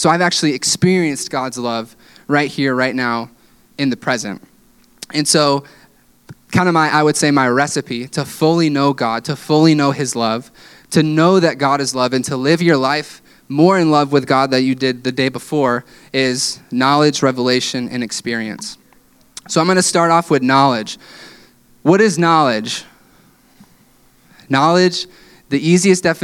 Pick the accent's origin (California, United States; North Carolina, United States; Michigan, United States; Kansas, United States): Michigan, United States; West; growing up in West Michigan